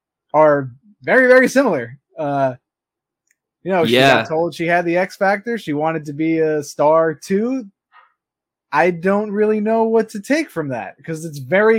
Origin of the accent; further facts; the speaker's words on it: New York, United States; No, I'm from New York.